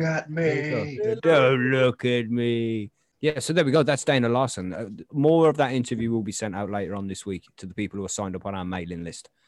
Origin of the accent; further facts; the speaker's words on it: England, United Kingdom; We're English.